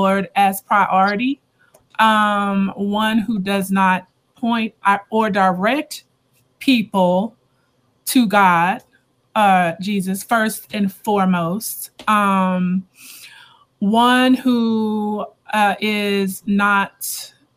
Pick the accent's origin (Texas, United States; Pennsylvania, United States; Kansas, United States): Texas, United States; Houston; moved away as an adult; also born or lived in Atlanta, Georgia; I'm originally from Houston. But lived in Atlanta for the past 20 years and recently relocated back to Houston